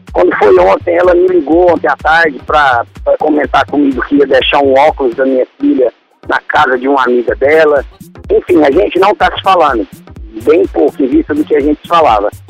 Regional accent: Goiânia, Goiás, Brazil; Eu sou de Goiânia, Aí, sou de Goiânia. Nesse momento eu não estou em Goiânia, estou em Santos.

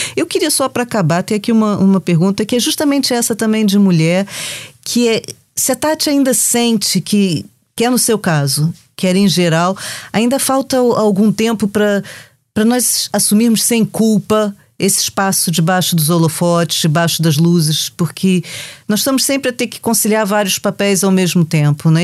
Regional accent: Brazil; now in Portugal; a gente sai do Brasil, mas o Brasil não sai de nós

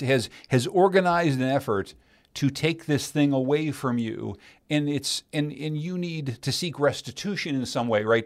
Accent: Pittsburgh, Pennsylvania, United States; moved away; I grew up in Pittsburgh, Pennsylvania

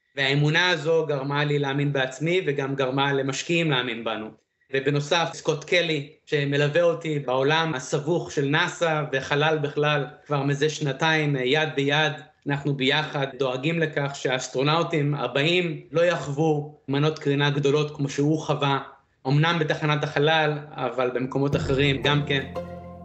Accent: Israel; also born or lived in Beersheba, Israel / Dimona, Israel / Iowa, United States; האם גדלתי בישראל? אז למעשה, החודשיים ראשונים ביליתי במדבריות של ישראל, בבאר שבע, דימונה, ואז אה, עברנו לפוסט-דוקטורט של אבא שלי, לשלגים הכבירים של איואה, וביליתי את העשר שנים הראשונות שלי בארצות הברית. וזהו, ואז עברנו לישראל, עשיתי צבא

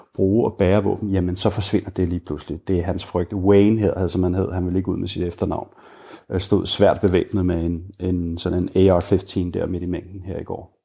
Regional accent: Denmark; moved away as an adult; now in Richmond, United States; som dansker

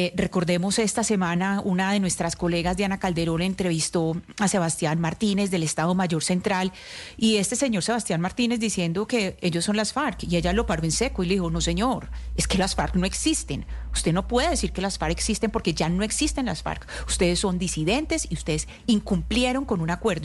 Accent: Colombia; somos los colombianos

